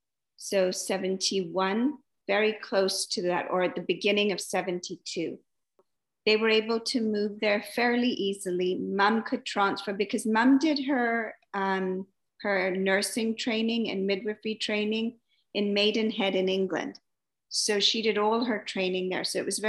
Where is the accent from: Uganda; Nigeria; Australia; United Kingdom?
Uganda; Entebbe, Central Region; born there; I was born in Entebbe.